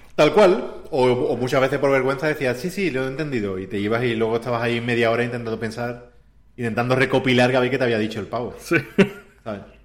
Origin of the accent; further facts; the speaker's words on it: Andalusia, Spain; moved away as an adult; also born or lived in Warsaw; soy andaluz, ¿sabes? Que vengo